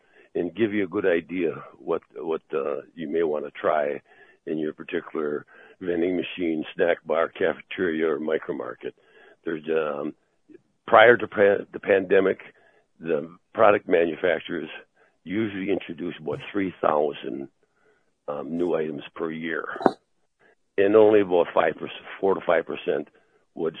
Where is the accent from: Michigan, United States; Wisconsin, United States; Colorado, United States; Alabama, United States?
Wisconsin, United States; I'm being from Wisconsin, which is an agricultural state primarily and a tourist state.